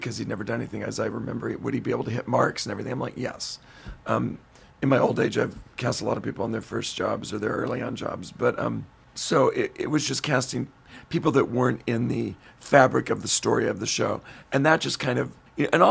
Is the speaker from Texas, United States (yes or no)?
no; Modesto, California, United States; we did a concert in my hometown, Modesto, at the Gallo Arts Center.